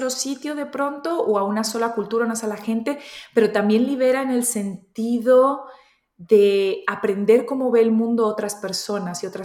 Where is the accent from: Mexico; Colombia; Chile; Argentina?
Colombia; also born or lived in Spain / United Kingdom; now in Germany; nací en Colombia, me crié entre Colombia y España. después a los 22 años me fui a Reino Unido, viví 15 años